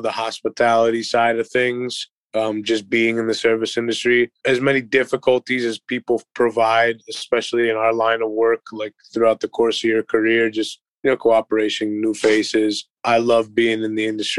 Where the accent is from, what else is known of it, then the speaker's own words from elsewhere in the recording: Cleveland, Ohio, United States; moved away as an adult; now in Columbus, United States; Cleveland, Ohio. I grew up in the Linares Mayfield area.